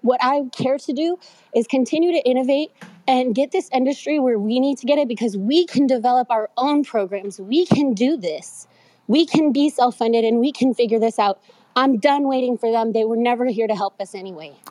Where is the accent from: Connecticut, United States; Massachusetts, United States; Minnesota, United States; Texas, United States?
Texas, United States; I'm from Texas. I'm Mexicana